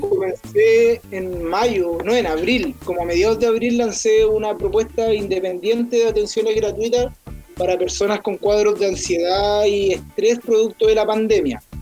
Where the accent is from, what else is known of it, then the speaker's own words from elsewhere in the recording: Arica, Arica y Parinacota, Chile; yo soy de Arica